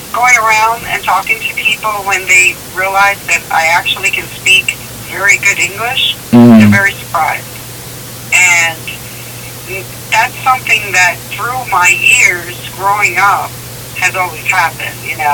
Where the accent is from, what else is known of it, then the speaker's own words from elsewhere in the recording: United States; also born or lived in New York / Lancaster County, Pennsylvania; born and raised in New York and Lancaster County.